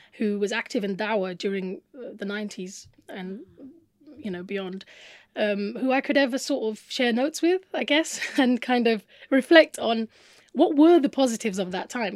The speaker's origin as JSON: {"language": "English", "country": "United Kingdom", "tie": "born or raised there", "said": "growing up in Britain was this emphasis on reading"}